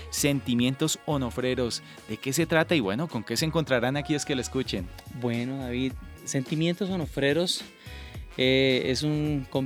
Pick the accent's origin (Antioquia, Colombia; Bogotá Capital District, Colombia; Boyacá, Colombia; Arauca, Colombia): Boyacá, Colombia; Sogamoso; que por ejemplo en mi tierra, en Sogamoso, Boyacá, se ah, escucha muchísimo.